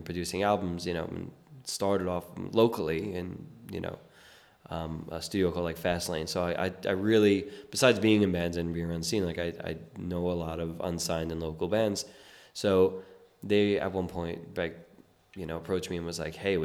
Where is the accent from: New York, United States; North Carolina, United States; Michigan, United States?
New York, United States; New York City; I was born and raised in South Brooklyn